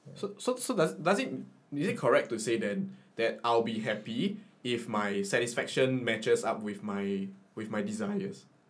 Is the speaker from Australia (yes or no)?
no; Singapore; as a Singaporean identity